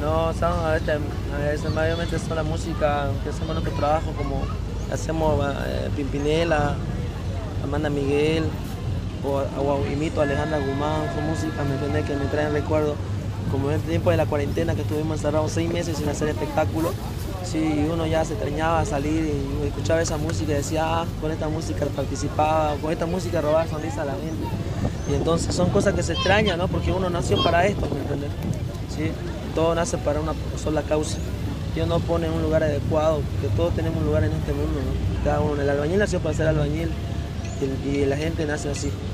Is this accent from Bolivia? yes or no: yes; Bolivia; siendo boliviano